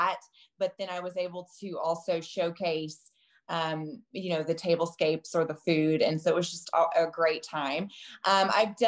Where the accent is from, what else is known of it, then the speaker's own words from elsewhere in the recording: Texas, United States; moved away; I'm from Texas originally.